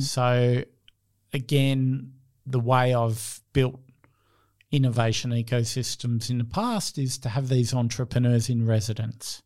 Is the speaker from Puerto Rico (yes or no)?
no; Australia; I see myself as Australian